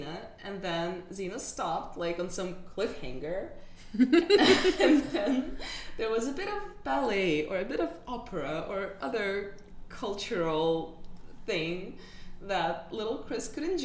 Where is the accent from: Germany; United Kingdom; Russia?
Russia; Moscow; moved away; we grew up in Moscow and we grew up together